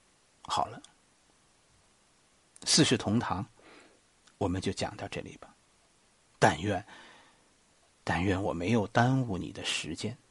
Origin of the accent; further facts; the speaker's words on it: China; 我们中国人流传下来的道义是什么呢？